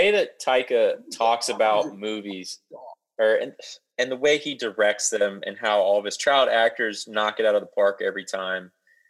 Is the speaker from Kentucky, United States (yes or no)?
no; Ohio, United States; so we grew up in Ohio.